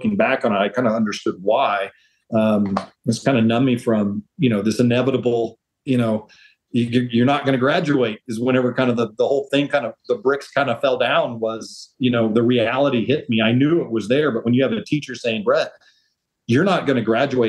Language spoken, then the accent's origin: English; Oklahoma, United States; My whole life. Absolutely.